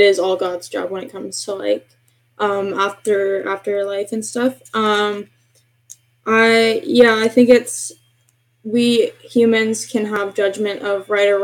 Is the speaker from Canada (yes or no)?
yes; Canada; I am Canadian